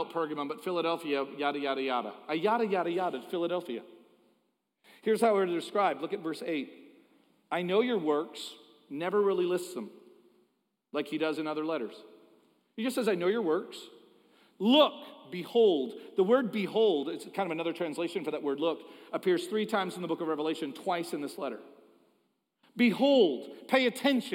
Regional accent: Toronto, Ontario, Canada; moved away; I'm Canadian

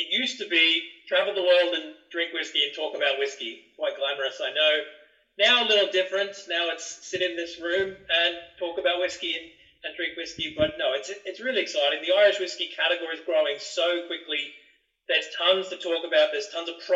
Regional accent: Byron Bay, New South Wales, Australia; moved away; I grew up in Australia. I grew up in a tourist destination in Australia. It's the most easterly point of Australia, a town called Byron Bay.

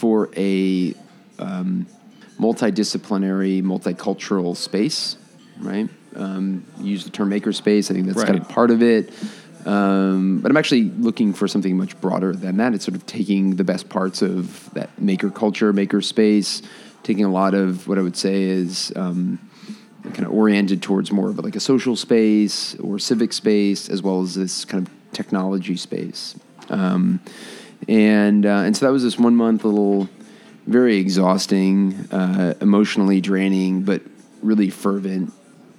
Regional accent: East Coast, United States; now in Chicago, United States; I grew up on the East Coast.

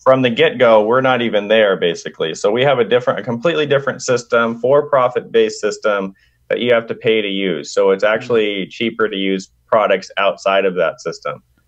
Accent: Sacramento, California, United States; Sac B, my hometown

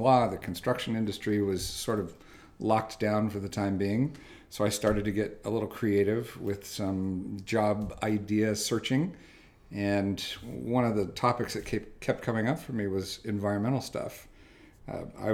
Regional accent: Santa Cruz, California, United States; Born and raised in Santa Cruz, California

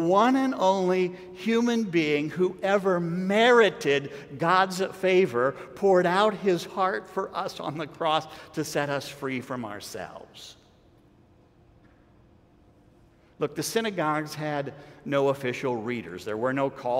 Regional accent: United States; I'm an American

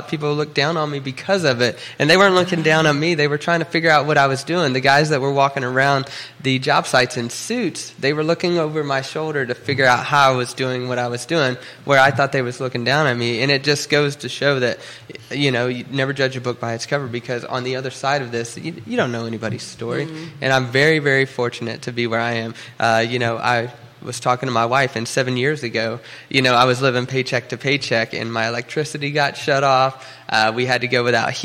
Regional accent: Oklahoma, United States; now in Charlottesville, United States; I'm actually from Oklahoma

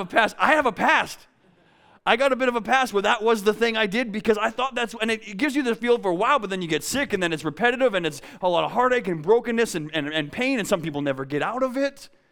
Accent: a town south of Winnipeg, Manitoba, Canada; now in Vancouver, Canada; I'm from Winnipeg. It's flat. It's boring. Actually, I'm from a town south of Winnipeg

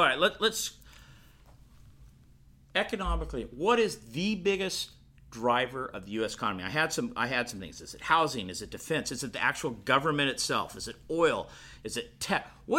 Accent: Bakersfield, California, United States; I'm from Bakersfield, California, as you know, and in the Central Valley, we have a lot of farming

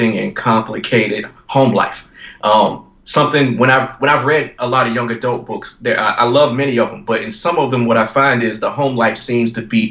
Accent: Virginia, United States; my home state of Virginia

